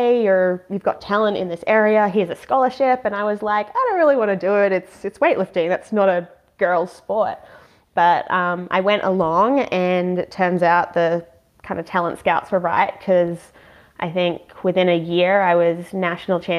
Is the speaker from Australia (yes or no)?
yes; Australia; moved away as an adult; also born or lived in England / New Zealand; now in United States; I spent most of my life in Australia growing up and moved to New Zealand in my early 20s